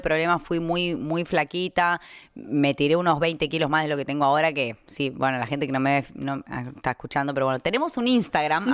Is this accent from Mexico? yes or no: no; Argentina; moved away; cuando yo me fui de Argentina